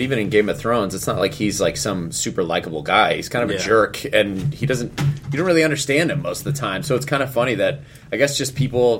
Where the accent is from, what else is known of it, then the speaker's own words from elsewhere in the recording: Indiana, United States; I was raised in Indiana.